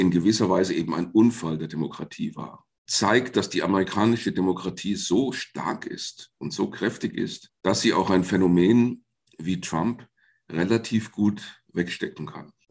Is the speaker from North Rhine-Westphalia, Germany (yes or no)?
no; Fulda, Hesse, Germany; Also zum einen bin ich gebürtiger Fulda und damit im sogenannten Fulda Gap aufgewachsen in meiner Heimatstadt.